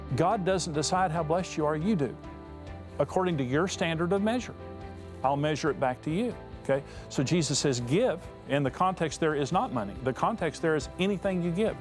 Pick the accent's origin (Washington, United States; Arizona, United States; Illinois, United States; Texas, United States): Texas, United States; West; I come from West Texas and a bunch of smart farmers out there.